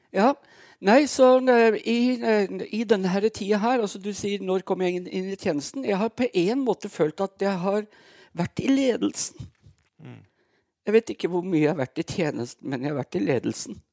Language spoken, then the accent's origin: Norwegian; Brumunddal, Innlandet, Norway; moved away; Jeg, eh, jeg er født og oppvokst i Brumdalen